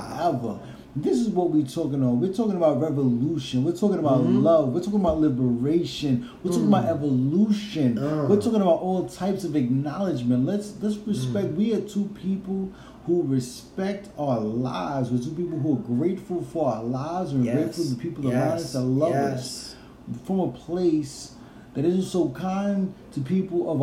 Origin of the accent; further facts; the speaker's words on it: Woodstock, New York, United States; also born or lived in Bronx, New York; It's the Catskills. That's what we was raised in. We was raised in Woodstock